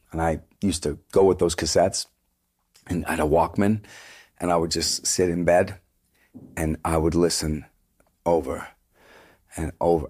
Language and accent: English; Vancouver, British Columbia, Canada; moved away as an adult; also born or lived in Toronto; we're from Vancouver.